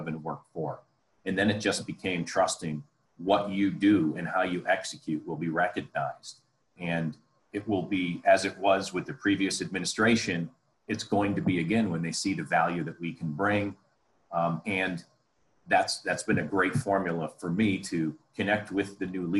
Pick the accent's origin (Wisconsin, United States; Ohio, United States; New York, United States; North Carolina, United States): Ohio, United States; Columbus; moved away; also born or lived in Detroit / Los Angeles / Chicago; my hometown here in Columbus, Ohio